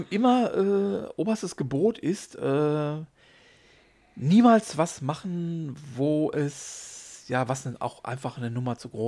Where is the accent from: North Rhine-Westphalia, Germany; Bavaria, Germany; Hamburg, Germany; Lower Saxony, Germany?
North Rhine-Westphalia, Germany; Hattingen; also wir kommen aus Hattingen, können wir gerne mal unseren